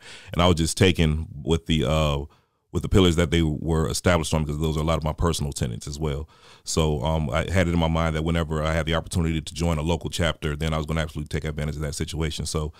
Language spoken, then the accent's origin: English; Newport News, Virginia, United States; now in Augusta, United States; I'm originally from Newport News, Virginia. So I'm a transplant to the Augusta area.